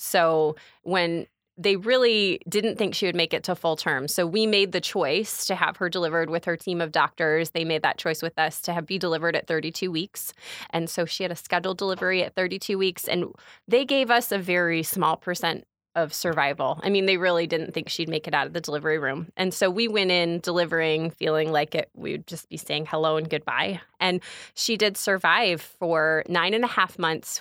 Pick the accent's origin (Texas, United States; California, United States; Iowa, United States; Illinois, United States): Illinois, United States; Bourbonnais; I was born and raised in Kankakee County